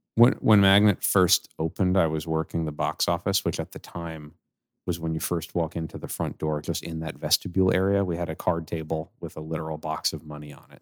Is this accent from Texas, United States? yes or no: no; New York City, New York, United States; I grew up on Staten Island